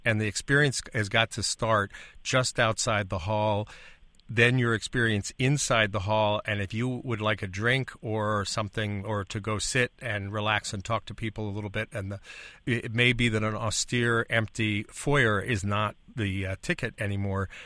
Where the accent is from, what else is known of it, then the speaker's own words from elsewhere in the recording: Illinois, United States; I come from Illinois, where we currently have eighty-five billion dollars in unfunded pensions in our state.